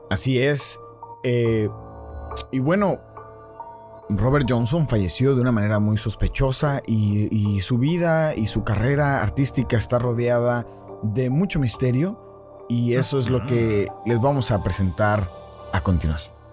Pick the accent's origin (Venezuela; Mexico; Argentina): Argentina; accent: Argentine